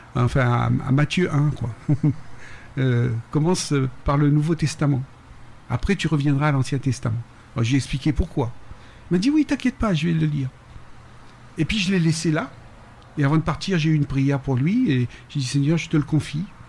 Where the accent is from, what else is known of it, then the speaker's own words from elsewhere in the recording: Réunion; also born or lived in Paris, France / Peru; now in Mexico; je retrouve mon île, je retrouve euh, les lieux